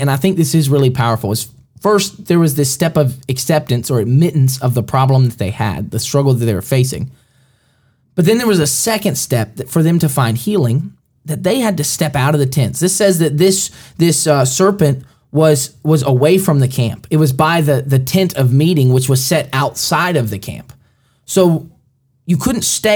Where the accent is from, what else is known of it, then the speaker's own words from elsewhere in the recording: Alabama, United States; I grew up, I was born in Alabama and finished my schooling in Alabama